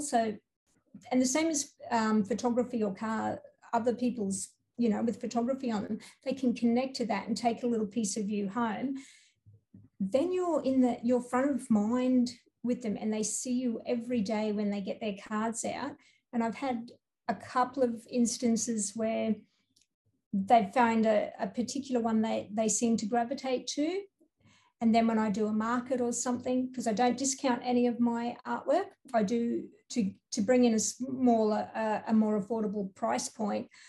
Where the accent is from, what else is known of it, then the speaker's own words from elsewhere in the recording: Townsville, Queensland, Australia; I'm from Townsville